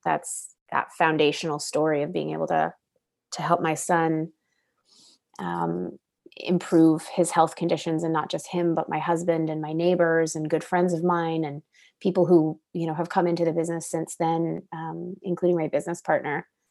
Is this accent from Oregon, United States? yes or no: yes; Oregon, United States; moved away as an adult; now in British Columbia, Canada; I'm originally from Oregon and, uh, and grew up there with my family.